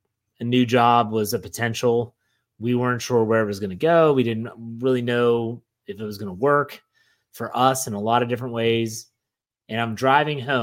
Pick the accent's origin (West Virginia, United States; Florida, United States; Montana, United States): West Virginia, United States; Wheeling; moved away; my hometown of Wheeling, West Virginia.